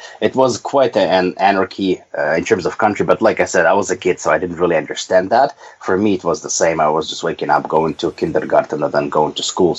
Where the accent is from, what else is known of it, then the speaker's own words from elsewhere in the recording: Novosibirsk, Novosibirsk Oblast, Russia; moved away as an adult; then I ended up being the citizen of a different country, and I lived in Novosibirsk for 22 years